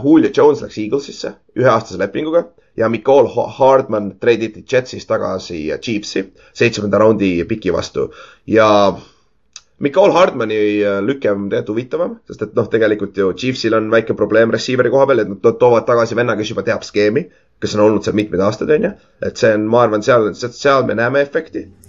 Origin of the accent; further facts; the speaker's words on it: Estonia; minu teada ma olen esimene eestlane, kes üldse mängis GFL ühes